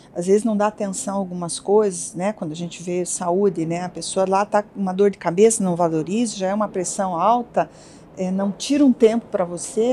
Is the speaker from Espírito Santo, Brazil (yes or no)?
no; Curitiba, Paraná, Brazil; also born or lived in Santa Catarina / London / Brasília; Eu nasci em Santa Catarina, mas a gente mudou muito pequena, eu me considero curitibana, eu tinha quatro anos quando meus pais, meu pai teve uma proposta de trabalho e, e a gente mudou para Curitiba